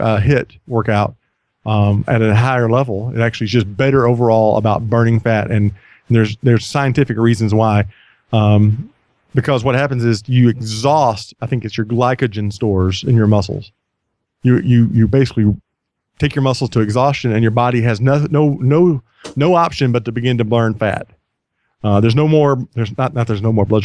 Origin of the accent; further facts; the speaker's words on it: United States; I'm an American